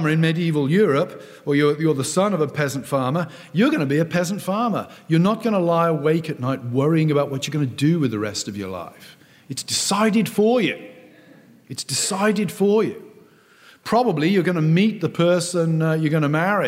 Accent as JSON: {"language": "English", "region": "South West England", "country": "United Kingdom", "tie": "born or raised there", "said": "I grew up in the West Country of England, a fairly rural place"}